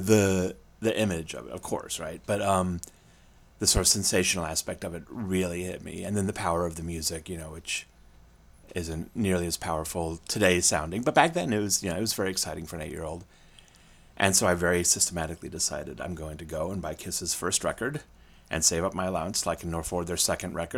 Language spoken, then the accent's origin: English; Springfield, Illinois, United States; I grew up in Springfield, Illinois